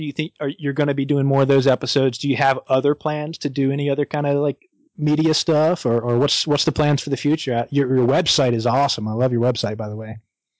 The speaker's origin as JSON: {"language": "English", "town": "Wilmington", "region": "North Carolina", "country": "United States", "tie": "born or raised there", "moved": "yes", "said": "my hometown of Wilmington, North Carolina. It's where I grew up, spent all my time."}